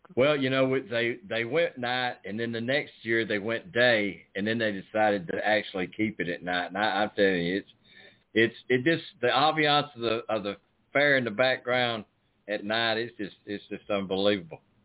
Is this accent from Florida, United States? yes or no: yes; Florida, United States; now in Alabama, United States; I was born in Florida, but I live in Alabama